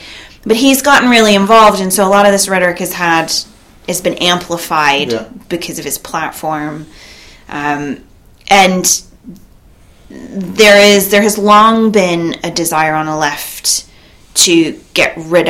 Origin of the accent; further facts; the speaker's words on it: California, United States; I'm from California.